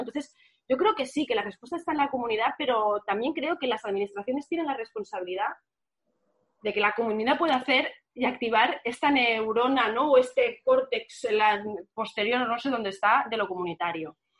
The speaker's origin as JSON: {"language": "Spanish", "town": "Barcelona", "region": "Catalonia", "country": "Spain", "said": "en mi barrio, que yo soy del barrio de Sanz"}